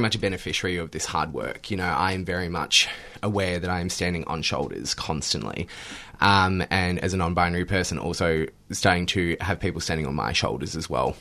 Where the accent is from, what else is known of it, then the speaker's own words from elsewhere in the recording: Australia; as Australian queers